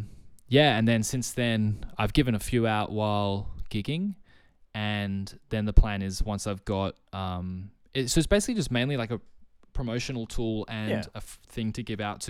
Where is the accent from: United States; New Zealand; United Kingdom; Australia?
Australia; Sydney, New South Wales; you know, I was originally from Sydney, so I didn't know a single person here.